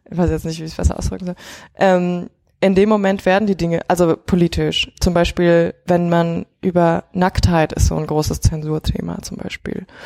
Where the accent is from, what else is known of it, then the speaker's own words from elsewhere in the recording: China; quasi auch diesen ganzen ähm, Schulrestriktionen, mit denen man aufgewachsen ist in China.